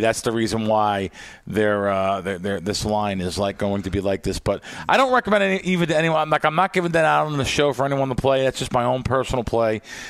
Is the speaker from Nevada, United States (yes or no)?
yes; Las Vegas, Nevada, United States; And Las Vegas, like I said, I hate to say it, it's my hometown team